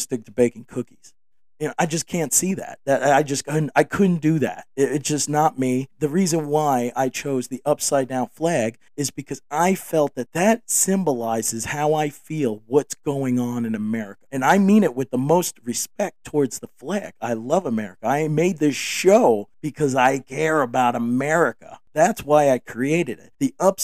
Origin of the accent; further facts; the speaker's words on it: the North, United States; I grew up in the North.